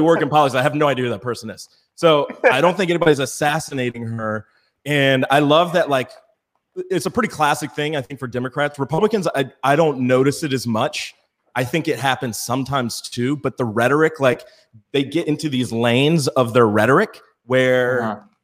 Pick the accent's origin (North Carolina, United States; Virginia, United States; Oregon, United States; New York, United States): Virginia, United States; I'm from Virginia